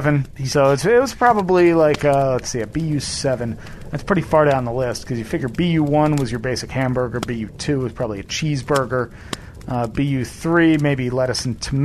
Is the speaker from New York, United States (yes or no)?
no; Cinnaminson, New Jersey, United States; moved away; I grew up in Cinnaminson